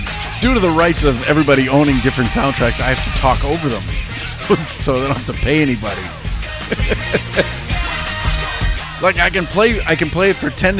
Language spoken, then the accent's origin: English; Boston, Massachusetts, United States; I'm from Boston